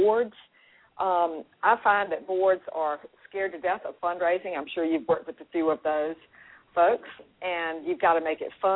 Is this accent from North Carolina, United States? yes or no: yes; Raleigh, North Carolina, United States; I'm from Raleigh, North Carolina